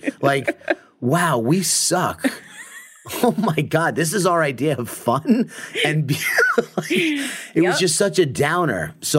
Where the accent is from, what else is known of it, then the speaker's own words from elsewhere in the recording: Long Island, New York, United States; now in Laguna Beach, United States; So, yes, I was born and raised in Long Island, New York.